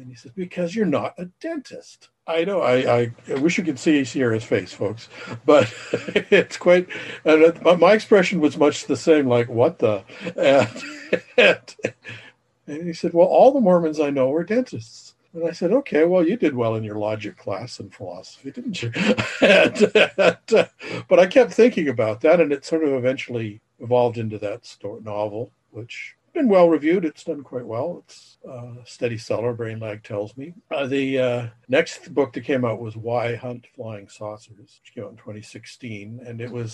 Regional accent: Saskatoon, Saskatchewan, Canada; also born or lived in Alberta; now in Toronto, Canada; I'm originally from the beautiful metropolis of Saskatoon, Saskatchewan, via southern Alberta and then over to Ontario.

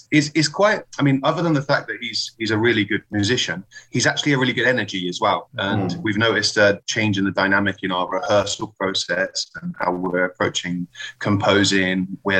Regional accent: England, United Kingdom; now in Spain; As an Englishman living in Spain, there's obviously you've got some of the food.

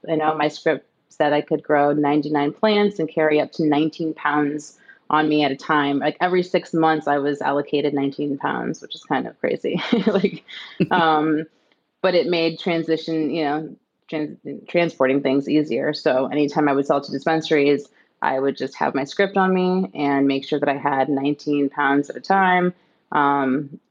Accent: Midwest, United States; I grew up in the Midwest

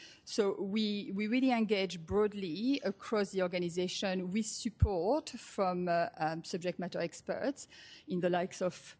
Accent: Australia; accent: Australian; If you are wondering about the accent, I'm Australian, as well as French.

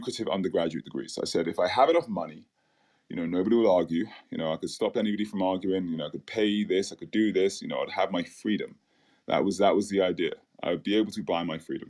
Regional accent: London, United Kingdom; moved away as an adult; also born or lived in Caribbean; So I grew up in London, in the UK

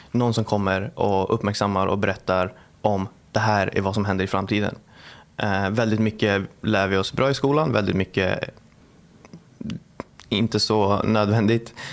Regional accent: Bagarmossen, Stockholm County, Sweden; Eh, Bagarmossen.

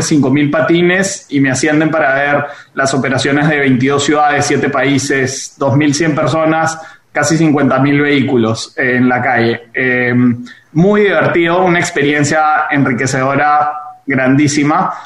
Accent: Peru; yo siendo peruano

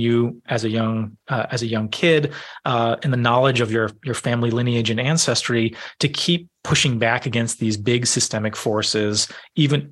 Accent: southern New England, United States; born or raised there

